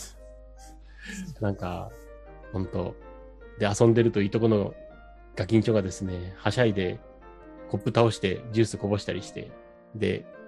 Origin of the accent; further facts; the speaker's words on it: Hachinohe, Aomori, Japan; moved away; 八戸を離れて進学してるんですよ